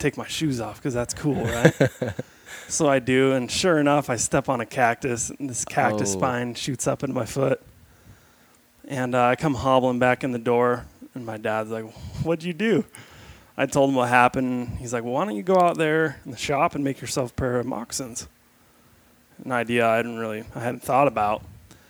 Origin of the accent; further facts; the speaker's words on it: Rapid City, South Dakota, United States; now in Utah, United States; I'm originally from South Dakota, Rapid City. Best kept secret of the West right there